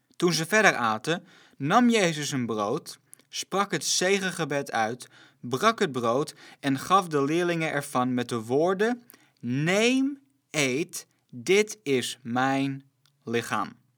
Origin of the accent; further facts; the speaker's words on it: Netherlands; als Nederlanders